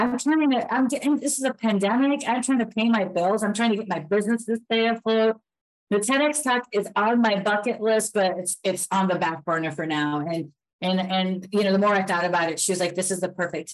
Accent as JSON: {"language": "English", "town": "Elmwood Park", "country": "United States", "tie": "born or raised there", "said": "I grew up in a town called Elmwood Park, which was predominantly Italian"}